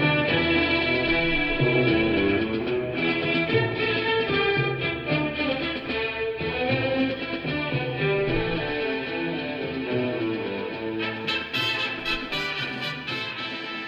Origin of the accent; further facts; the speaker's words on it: Independence, Kansas, United States; my hometown of Independence, Kansas